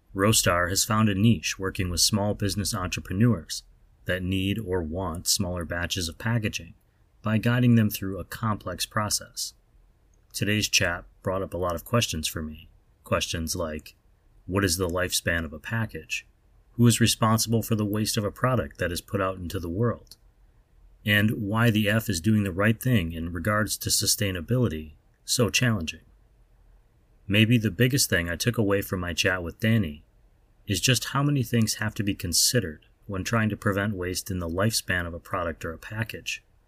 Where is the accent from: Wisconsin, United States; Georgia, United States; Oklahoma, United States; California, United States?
Wisconsin, United States; Wausau; Wausau, where Roast Tire is based, is, is, everyone knows, I think, that listens to the show regularly, is my hometown.